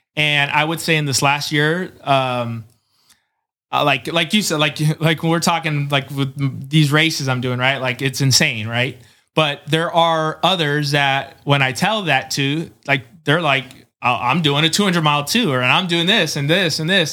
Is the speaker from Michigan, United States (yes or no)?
no; Chula Vista, California, United States; I'm from San Diego, uh, specifically Chula Vista.